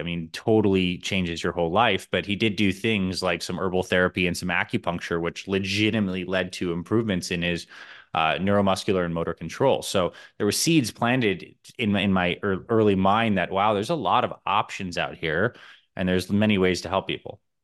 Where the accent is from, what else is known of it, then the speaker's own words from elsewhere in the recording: Syracuse, New York, United States; now in Arizona, United States; I grew up in Syracuse, New York